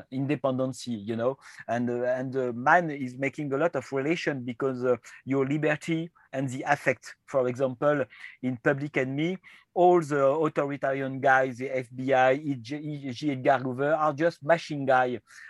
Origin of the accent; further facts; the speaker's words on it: France; accent: French; English is a second language; Again, my accent is a French accent, so I'm really